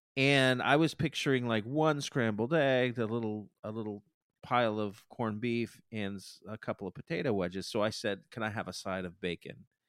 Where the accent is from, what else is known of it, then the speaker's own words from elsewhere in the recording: United States; I'm American